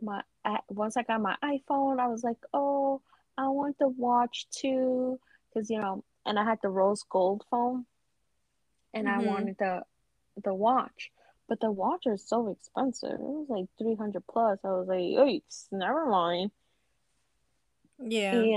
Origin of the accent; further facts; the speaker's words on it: New York, United States; being a New Yorker